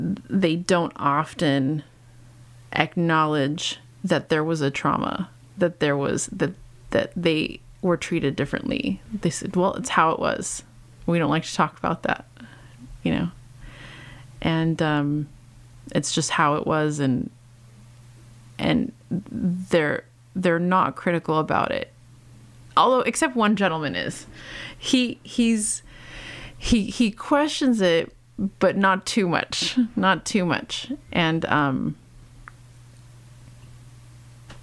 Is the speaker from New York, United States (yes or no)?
no; Los Angeles, California, United States; born or raised there